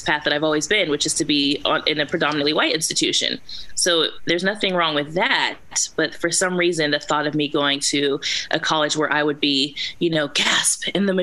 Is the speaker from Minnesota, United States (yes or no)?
no; California, United States; moved away as an adult; I was from California, and there were some people who didn't give me the warmest reception because, oh, but you sound like a white girl, and, oh, you're from California